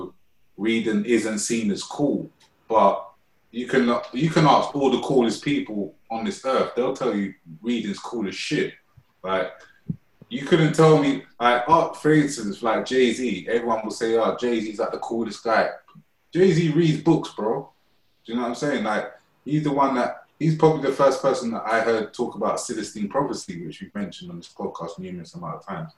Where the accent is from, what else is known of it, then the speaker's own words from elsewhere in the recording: London, United Kingdom; I'm from Shepherd's Bush, and I used to always, like, my parents, well, my mum used to always take me to Shepherd's Bush Library every weekend